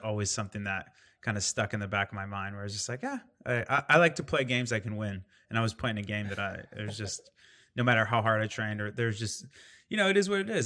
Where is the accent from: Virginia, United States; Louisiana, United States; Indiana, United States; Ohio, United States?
Indiana, United States; I grew up in Indiana